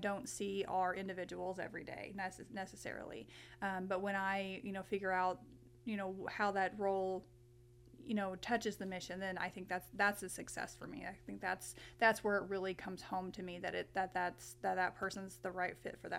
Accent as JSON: {"language": "English", "town": "Paradise", "region": "Texas", "country": "United States", "tie": "born or raised there", "lives_now": "Missouri, United States", "said": "So I grew up in Texas, in Paradise, Texas, no less."}